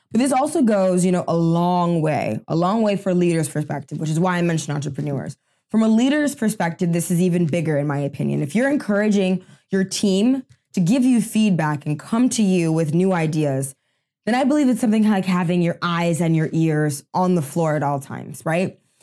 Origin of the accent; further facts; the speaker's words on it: United States; I'm first generation American, um, in my family. Both my parents are from Haiti.